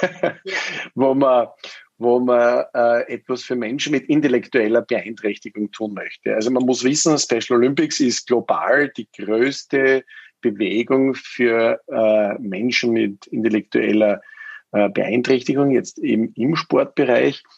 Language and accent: German; Styria, Austria; also born or lived in United States; mit 18 macht man ja bei uns in Österreich die Matura